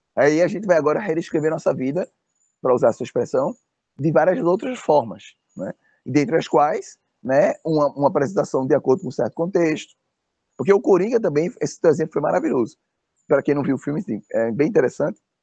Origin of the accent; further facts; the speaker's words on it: Northeast Region, Brazil; se você é um negro como eu, nordestino